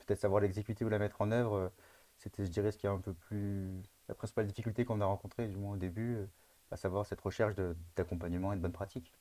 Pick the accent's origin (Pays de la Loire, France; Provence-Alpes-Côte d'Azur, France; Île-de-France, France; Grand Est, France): Provence-Alpes-Côte d'Azur, France; Var; on est du Var